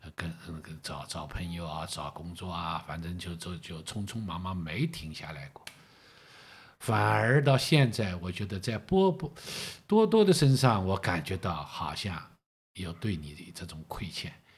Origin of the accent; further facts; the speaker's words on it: China; moved away as an adult; now in Singapore; 所以你现在我们在新加坡，我还想到一个问题，我们中国人老是叫三代同堂